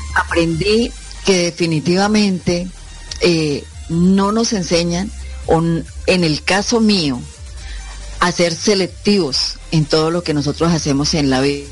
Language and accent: Spanish; Bucaramanga, Santander, Colombia; also born or lived in Pamplona, Norte de Santander; la ciudad de Bucaramanga, donde yo pues vivo, crecí, eh, hice mi parte académica de colegio